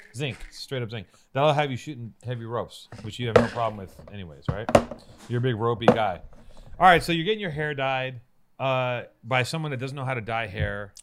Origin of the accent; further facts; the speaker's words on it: Los Angeles, California, United States; also born or lived in Hollywood, Los Angeles; born in Hollywood, but I grew up in Venice